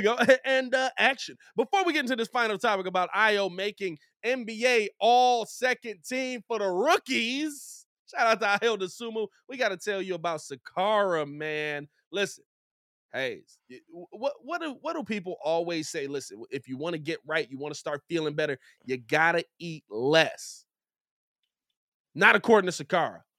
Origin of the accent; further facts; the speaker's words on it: Chicago, Illinois, United States; as a Chicagoan